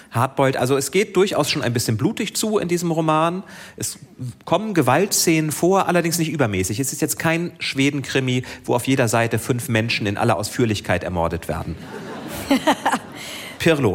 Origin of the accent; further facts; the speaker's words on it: Schleswig-Holstein, Germany; Mein Heimatdorf